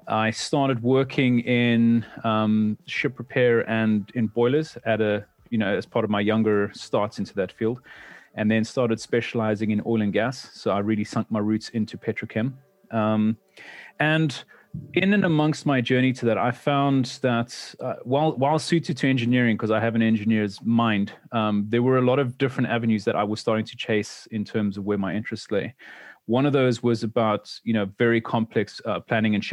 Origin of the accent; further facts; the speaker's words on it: South Africa; moved away; I'm originally a South African born mechanical engineer